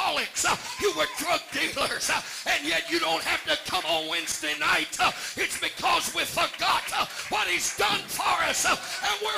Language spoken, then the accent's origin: English; Missouri, United States; this 5'8" Missouri boy. I'm from the Show Me State.